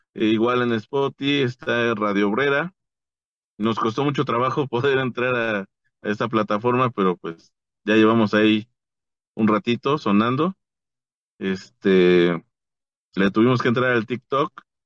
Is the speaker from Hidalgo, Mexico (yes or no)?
no; Nezahualcóyotl, State of Mexico, Mexico; yo soy de Nesa